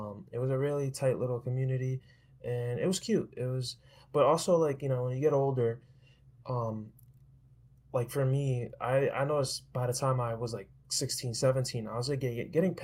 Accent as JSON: {"language": "English", "town": "New York City", "region": "New York", "country": "United States", "tie": "born or raised there", "also_born_or_lived": "Long Island, New York", "moved": "as an adult", "said": "I was born and raised in New York. Was from Queens, then to Long Island, and then back to Queens"}